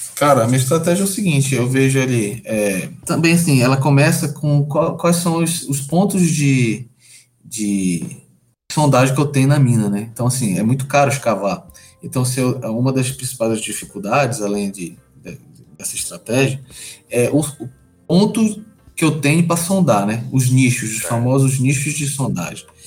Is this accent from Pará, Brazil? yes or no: yes; Belém, Pará, Brazil; Eu sou originário de Belém